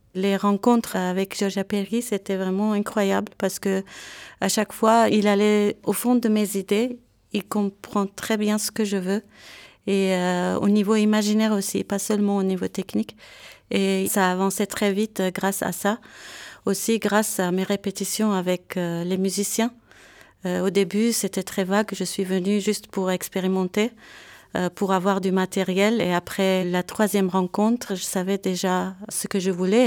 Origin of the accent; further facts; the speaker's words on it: Beirut, Beirut Governorate, Lebanon; moved away as an adult; also born or lived in Yerevan, Armenia / Paris, France; now in Geneva, Switzerland; Je viens de Beyrouth, Liban